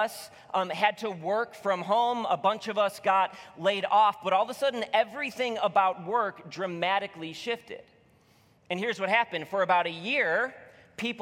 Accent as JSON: {"language": "English", "region": "Illinois", "country": "United States", "moved": "yes", "lives_now": "Michigan, United States", "said": "I'm from Illinois"}